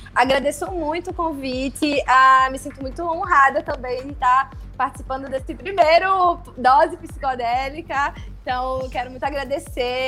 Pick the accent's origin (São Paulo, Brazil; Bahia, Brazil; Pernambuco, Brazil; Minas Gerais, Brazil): Pernambuco, Brazil; Recife; sou natural daqui de Recife, Pernambuco, onde hoje eu tenho o meu ateliê